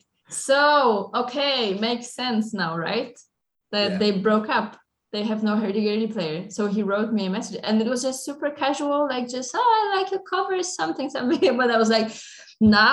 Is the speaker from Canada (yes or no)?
no; Poland; I'm from Poland